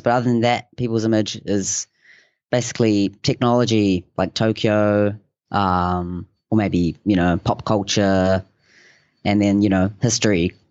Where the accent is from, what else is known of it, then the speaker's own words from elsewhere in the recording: Hokianga, Northland, New Zealand; moved away as an adult; now in Akita, Japan; I'm from a little place called Hokianga in New Zealand